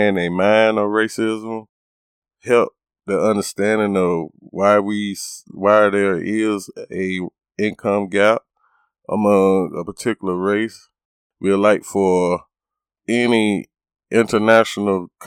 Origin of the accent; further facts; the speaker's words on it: United States; me and my family is African Americans, and we would give our thoughts and our feelings to how we have experienced it or this normal day of life within being African American here in America.